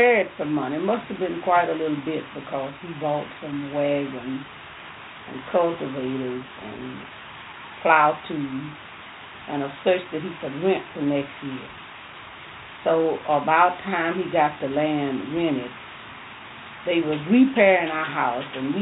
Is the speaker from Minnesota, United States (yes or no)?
no; Montgomery County, Mississippi, United States; I was born 1917 in Montgomery County, October 6th.